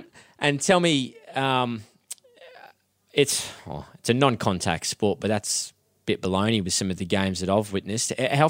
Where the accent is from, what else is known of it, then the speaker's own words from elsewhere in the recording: Queensland, Australia; I'm a Queenslander.